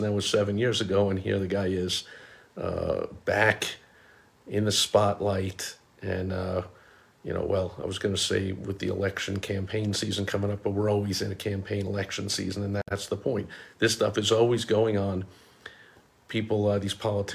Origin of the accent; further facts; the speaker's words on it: New York, United States; growing up in New York